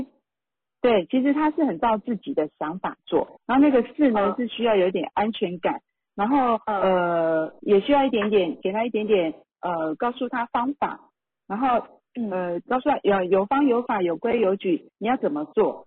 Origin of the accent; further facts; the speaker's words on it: Taiwan; 像我们台湾话讲的